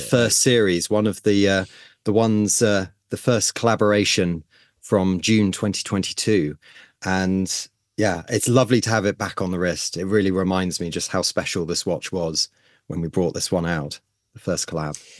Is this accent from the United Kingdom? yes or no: yes; United Kingdom; as a Brit